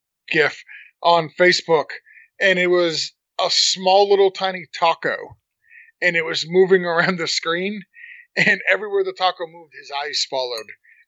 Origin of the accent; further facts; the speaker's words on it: Wyoming, United States; I'm from Wyoming. We just got these newfangled things.